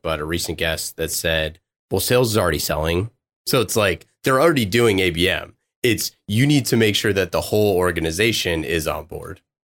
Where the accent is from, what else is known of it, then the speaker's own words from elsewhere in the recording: Oakland, California, United States; I'm from Oakland